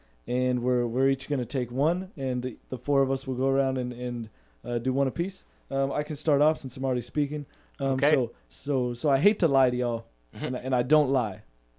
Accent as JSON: {"language": "English", "region": "New England", "country": "United States", "tie": "born or raised there", "said": "growing up in New England"}